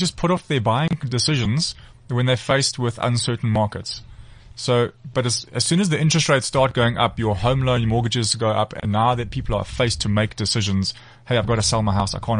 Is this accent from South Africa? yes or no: yes; Durban, KwaZulu-Natal, South Africa; I am from Durban.